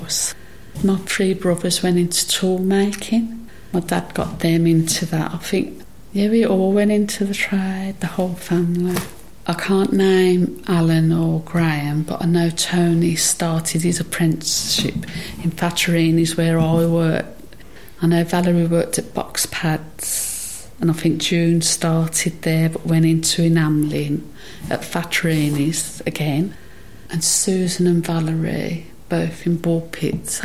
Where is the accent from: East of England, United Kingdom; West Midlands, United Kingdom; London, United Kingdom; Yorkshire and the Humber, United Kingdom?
West Midlands, United Kingdom; Birmingham; I was born round here in Icknell Port Road, but we ended up in Grime Street, which is just down there